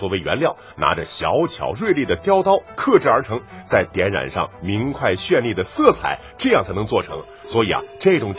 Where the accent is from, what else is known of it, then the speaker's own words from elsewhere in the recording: Hebei, China; 我们要代表我们河北人